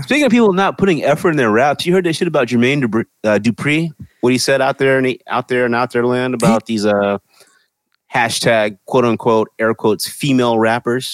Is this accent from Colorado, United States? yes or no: no; Lufkin, Texas, United States; now in Los Angeles, United States; in my hometown